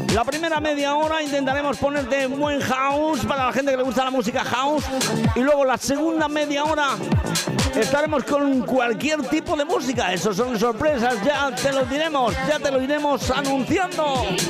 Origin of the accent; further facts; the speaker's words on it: Pedro Muñoz, Castilla-La Mancha, Spain; now in Benidorm, Spain; esa gente de Pedro Muñoz, de mi pueblo, en Ciudad Real.